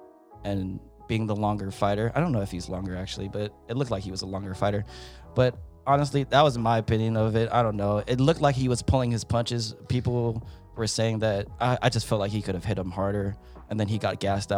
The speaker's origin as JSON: {"language": "English", "country": "Philippines", "said": "I'm not going to make any excuses for Pacquiao just because I'm Filipino"}